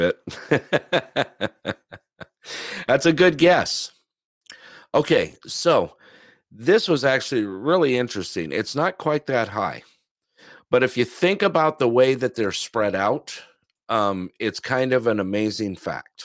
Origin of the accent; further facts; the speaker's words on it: Southern California, United States; now in Alaska, United States; I grew up, you know, in SoCal